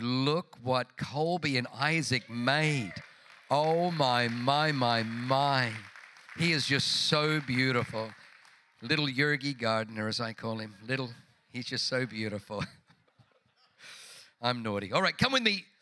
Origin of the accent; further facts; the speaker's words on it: Tuttlingen, Baden-Württemberg, Germany; moved away; also born or lived in Singen; Tuttlingen, which is where I was born.